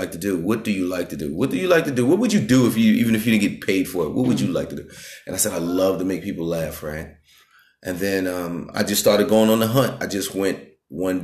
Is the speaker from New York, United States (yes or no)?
yes; New York City, New York, United States; also born or lived in Bronx / Long Island; I'm from Brooklyn, Queens. I say Brooklyn, Queens, New York